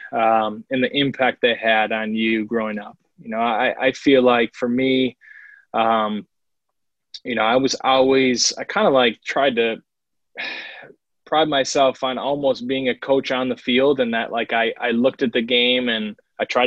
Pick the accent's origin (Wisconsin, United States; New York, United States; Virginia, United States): Wisconsin, United States; Milwaukee; also born or lived in Franklin, Wisconsin; born and raised in Milwaukee, Wisconsin, and, you know, came through the ranks here. Grew up in Franklin